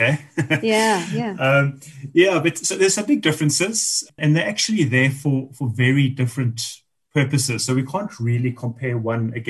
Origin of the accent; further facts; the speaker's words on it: South Africa; As South Africans